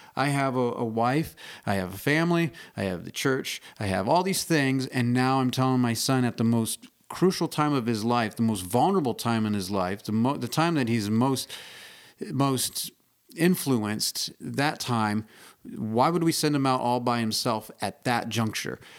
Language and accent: English; Indiana, United States; I grew up in Indiana